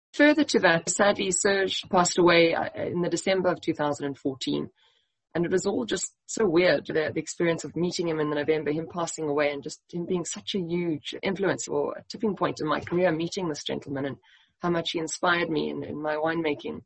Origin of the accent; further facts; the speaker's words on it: Eastern Cape, South Africa; moved away; I grew up in the Eastern Cape